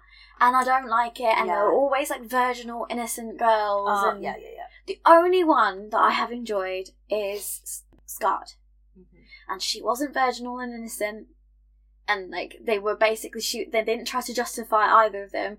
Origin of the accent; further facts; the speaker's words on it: United Kingdom; we're British and the cues are a part of our culture